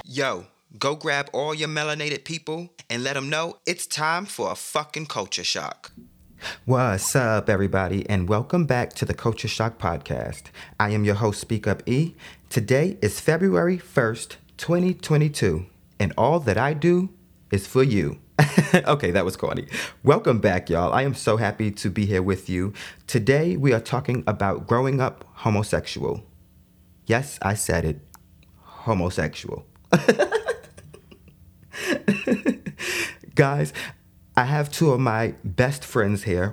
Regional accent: New York City, New York, United States; also born or lived in Brooklyn; I was born in Queens, um, but we were living in Brooklyn. Mm-hmm. So I was raised in Brooklyn for a, little while, and then we moved back

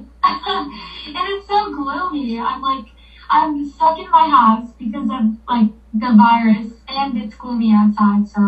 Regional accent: Florida, United States; I'm from Florida

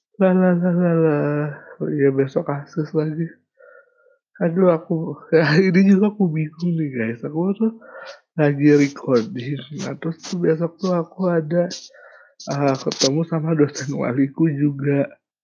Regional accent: Kendari, Southeast Sulawesi, Indonesia; moved away; daerah asalku Kendari belum ada Indomaret sampai aku lulus SMA baru ada

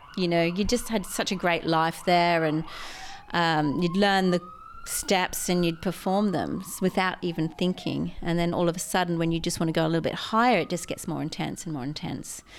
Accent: Mackay, Queensland, Australia; I grew up in Mackay

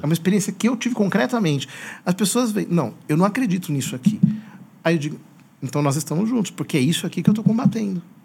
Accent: Piracicaba, São Paulo, Brazil; also born or lived in Rome; now in Osasco, Brazil; nasci em Piracicaba

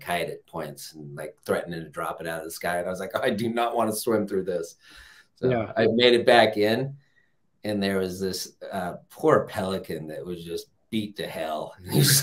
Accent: Southern California, United States; I grew up here a little further south of Los Angeles

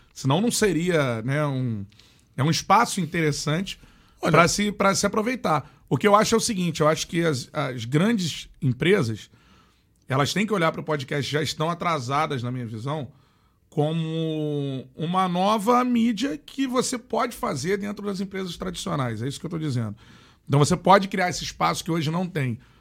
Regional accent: Rio de Janeiro, Brazil; Eu sou do Rio de Janeiro.

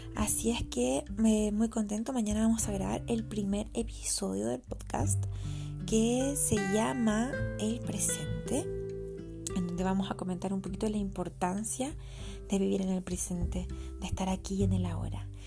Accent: Santiago, Santiago Metropolitan Region, Chile; now in Los Andes, Chile; soy de Santiago de Chile, que actualmente vivo en los Andes con mi familia

